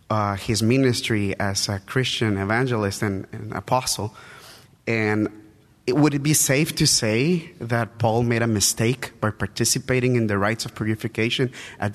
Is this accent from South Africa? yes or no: no; El Salvador; English is a second language; I'm visiting from El Salvador, so my English is not perfect.